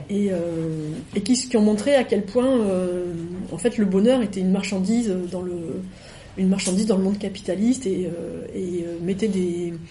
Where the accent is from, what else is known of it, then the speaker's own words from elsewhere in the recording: Guinea; born there; je suis née en Guinée euh, et c'est un peu embêtant là-bas.